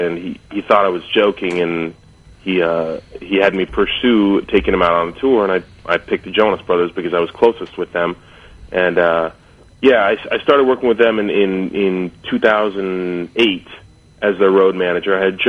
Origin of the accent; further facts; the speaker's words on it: Southern California, United States; growing up in Southern California, being a little kid with a super bleach blonde, you know, light hair and pale skin, because most of us Californians really don't tan, we just sunburn.